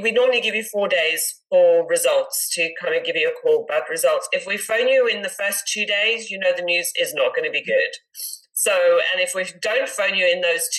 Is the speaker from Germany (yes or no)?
no; South Africa; moved away as an adult; also born or lived in Netherlands / United Kingdom; now in United States; I was born and raised in South Africa